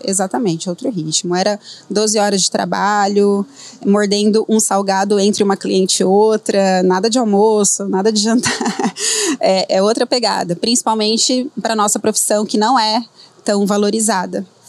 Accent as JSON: {"language": "Portuguese", "town": "Dracena", "region": "São Paulo", "country": "Brazil", "tie": "born or raised there", "also_born_or_lived": "Adamantina", "moved": "as an adult", "said": "como fisioterapeuta da minha cidade, que eu sou lá de Dracena"}